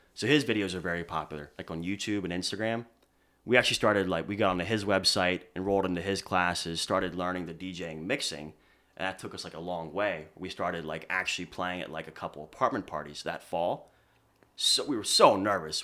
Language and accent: English; near Philadelphia, Pennsylvania, United States; accent: Philly; moved away as an adult; now in Boston, United States